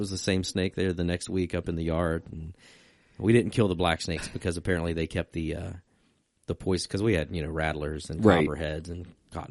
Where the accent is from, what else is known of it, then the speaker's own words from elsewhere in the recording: Virginia, United States; See, I grew up in Virginia